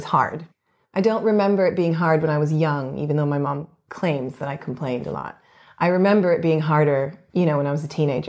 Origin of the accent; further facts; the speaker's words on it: Canada; to say I'm Canadian because that's what people will immediately understand and acknowledge because of my accent. I tend to sometimes say also, you know, I'm half Canadian, half Brazilian, because that's the quick answer.